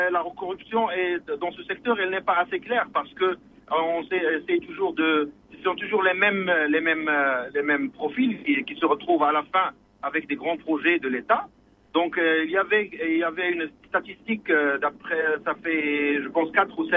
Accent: Germany; now in Morocco; Je suis ingénieur architecte. Je viens de l'Allemagne. J'ai passé 18 ans en Allemagne. Je suis

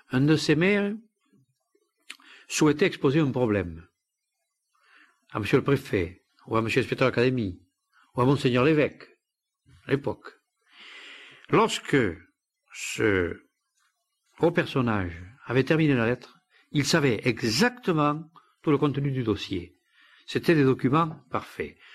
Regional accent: Occitania, France; born there; je ne suis pas né dans val je suis né dans les Baronnies.

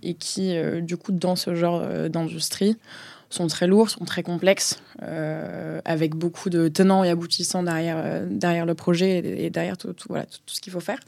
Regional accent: Marseille, Provence-Alpes-Côte d'Azur, France; moved away as an adult; also born or lived in Paris region / Scotland; now in Paris, France; j'ai 26 ans, j'habite à Paris, j'ai grandi à Marseille

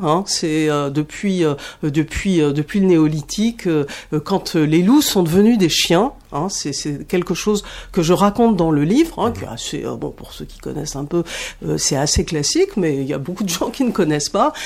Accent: Paris, Île-de-France, France; je suis parisienne

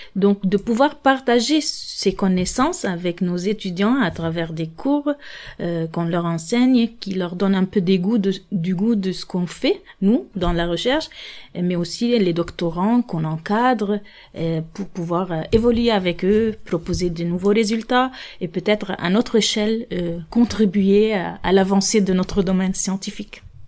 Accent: Lebanon; moved away as an adult; now in France; je suis libanaise et française par naturalisation. Donc, moi, mon diplôme euh, d'ingénieur, je l'ai obtenu au Liban

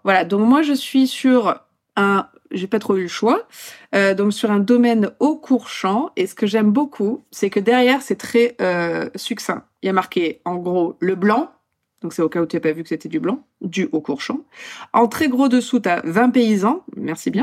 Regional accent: Poland; moved away; je suis polonaise

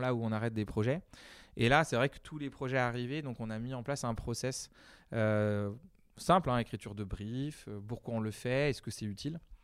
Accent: Deux-Sèvres, Nouvelle-Aquitaine, France; moved away as an adult; also born or lived in Asia; alors moi, je suis originaire des Deux-Sèvres. J'insiste, et pas vendéen

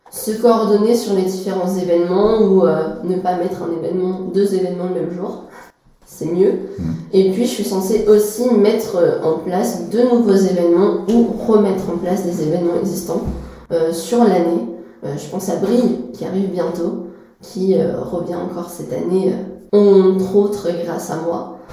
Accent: Troyes, Grand Est, France; also born or lived in Paris; j'ai 22 ans et je suis étudiante en histoire euh, à Paris. Et je suis originaire d'ici, du diocèse de Troyes, et euh, mes attaches sont ici, donc j'ai pas voulu partir.

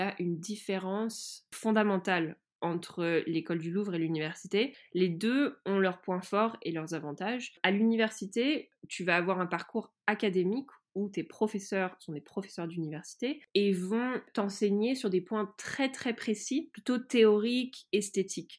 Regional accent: France; j'ai grandi en France

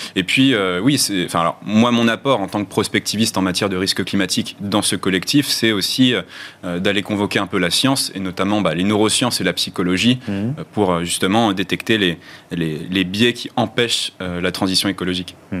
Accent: France; notre, ADN culturel en tant que Français

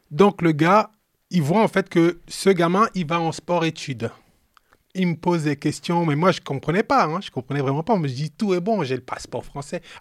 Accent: France; c'est normal, je suis français, je passe

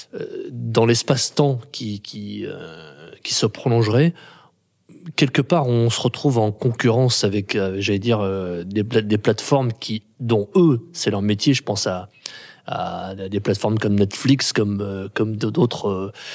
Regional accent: Grenoble, Auvergne-Rhône-Alpes, France; je suis né en 71 à Grenoble

